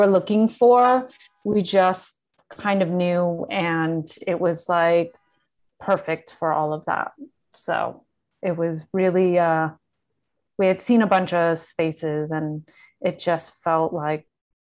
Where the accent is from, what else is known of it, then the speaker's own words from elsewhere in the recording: San Francisco, California, United States; moved away as an adult; now in New York, United States; I grew up in San Francisco